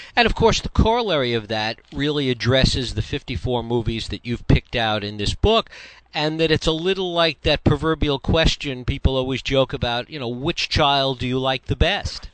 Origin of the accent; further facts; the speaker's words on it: New York, United States; someone that grew up in New York